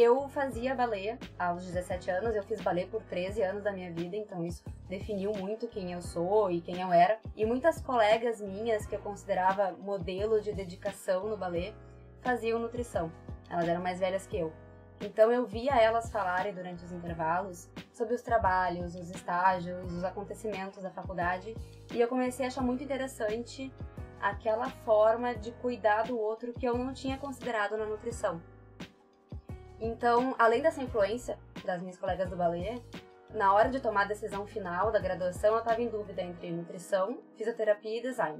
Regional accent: Porto Alegre, Rio Grande do Sul, Brazil; eu sou de Porto Alegre, sempre fui de Porto Alegre.

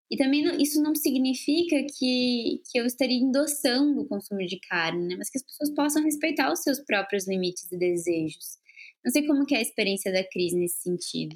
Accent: Porto Alegre, Rio Grande do Sul, Brazil; moved away; Agora eu tô aqui em Porto Alegre, que é onde eu nasci

